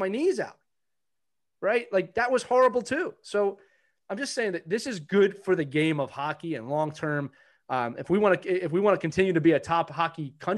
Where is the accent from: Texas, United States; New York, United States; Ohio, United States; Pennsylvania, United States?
Pennsylvania, United States; Philadelphia; I'm from Philadelphia. I grew up idolizing the Broad Street Bullies and that style of hockey